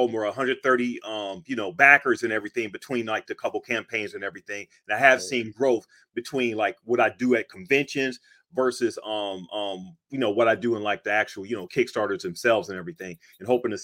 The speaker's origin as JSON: {"language": "English", "town": "Cleveland", "region": "Ohio", "country": "United States", "moved": "as an adult", "lives_now": "Pittsburgh, United States", "said": "I actually live in Pittsburgh. I'm from Cleveland and everything, but I've been here for like about 25 years now."}